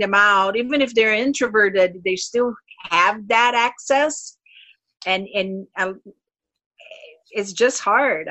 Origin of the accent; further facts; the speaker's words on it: Brazil; also born or lived in North Carolina; now in Minnesota, United States; I am from Brazil